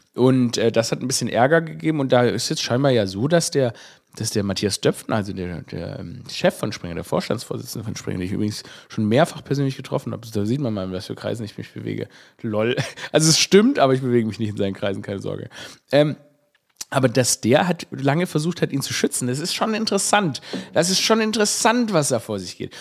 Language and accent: German; Stuttgart, Baden-Württemberg, Germany; moved away; meine Heimatstadt Stuttgart